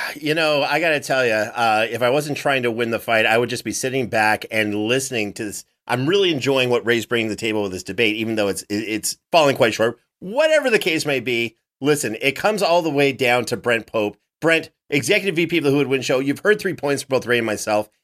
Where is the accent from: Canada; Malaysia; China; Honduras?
Canada; my home country